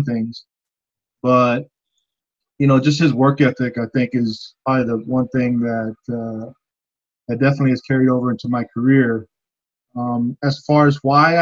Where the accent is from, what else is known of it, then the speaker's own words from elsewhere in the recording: Austin, Texas, United States; I grew up in South Austin, Southeast Austin area. Went to Johnston High School.